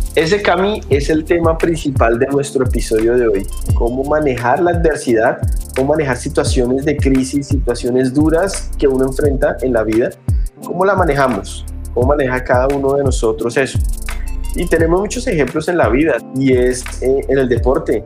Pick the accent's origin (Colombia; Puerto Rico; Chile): Colombia; somos colombianos